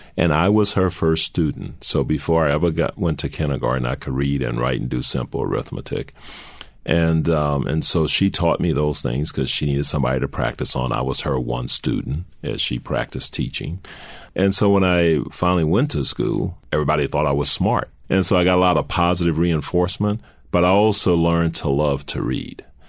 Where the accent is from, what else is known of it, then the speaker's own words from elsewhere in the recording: New Orleans, Louisiana, United States; moved away as an adult; I'm from New Orleans